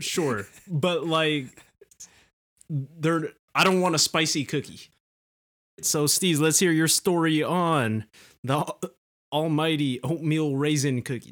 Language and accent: English; California, United States; we're from California